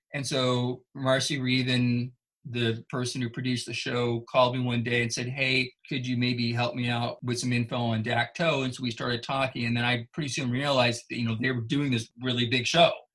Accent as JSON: {"language": "English", "region": "Northern California", "country": "United States", "tie": "born or raised there", "said": "I grew up in Northern California."}